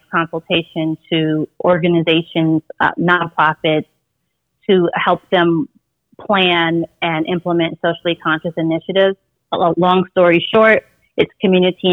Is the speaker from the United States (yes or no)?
yes; Las Vegas, Nevada, United States; I'm originally from Las Vegas